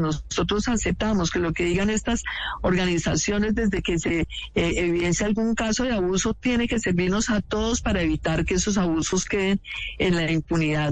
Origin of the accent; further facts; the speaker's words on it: Colombia; como colombianos